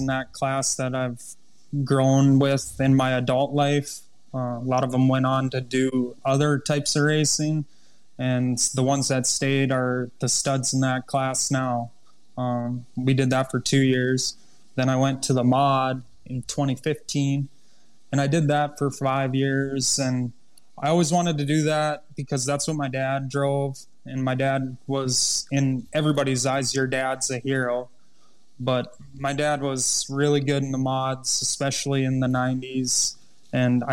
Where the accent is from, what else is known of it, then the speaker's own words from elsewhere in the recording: Underwood, United States; Underwood, my hometown track, I've never had so much fun racing as I do there, and I get to do it in front of all my family and friends